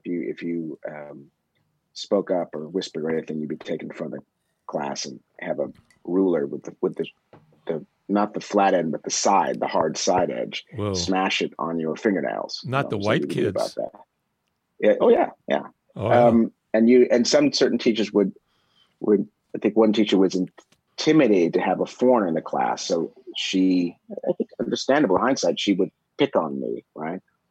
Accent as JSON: {"language": "English", "town": "Columbia", "region": "Missouri", "country": "United States", "tie": "born or raised there", "also_born_or_lived": "Berkeley, California / Southeast Asia", "moved": "yes", "said": "I was raised mostly in Columbia"}